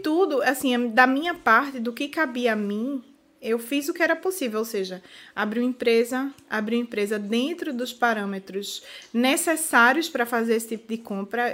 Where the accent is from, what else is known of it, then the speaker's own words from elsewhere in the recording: Brazil; moved away as an adult; now in Portugal; eu era a única brasileira